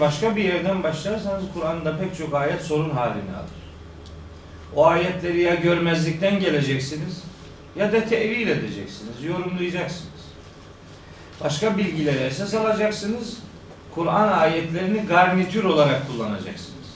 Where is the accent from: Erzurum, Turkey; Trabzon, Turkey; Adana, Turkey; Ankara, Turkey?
Trabzon, Turkey; Of; Ben de Ofluyum